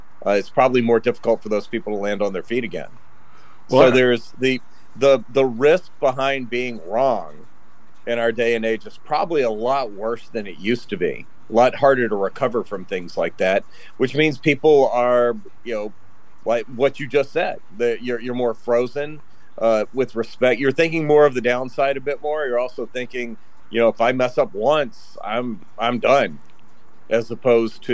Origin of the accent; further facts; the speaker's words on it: Memphis, Tennessee, United States; now in Chicago, United States; my hometown of Memphis